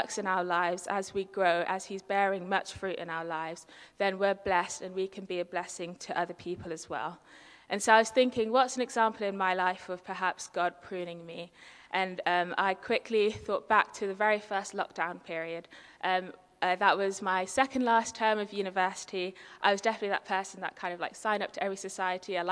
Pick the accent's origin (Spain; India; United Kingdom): United Kingdom; London; I'm very much a city girl, born and bred. I was born in London